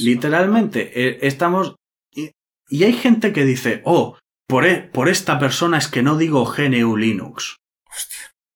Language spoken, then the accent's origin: Spanish; Spain; soy español